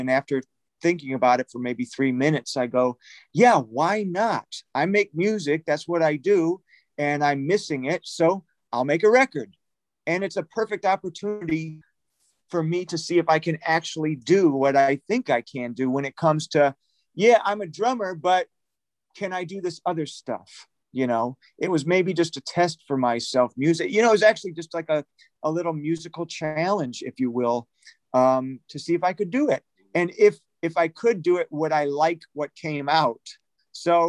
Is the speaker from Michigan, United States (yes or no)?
yes; Detroit, Michigan, United States; now in Los Angeles, United States; a buddy of mine who I grew up with in Detroit